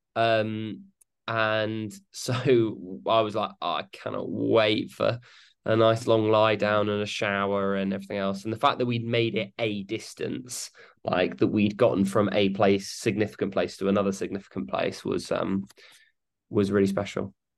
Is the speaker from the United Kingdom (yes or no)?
yes; United Kingdom; we're British